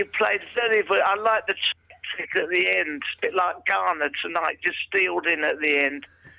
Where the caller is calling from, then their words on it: Watford, East of England, United Kingdom; From Watford in Hertfordshire.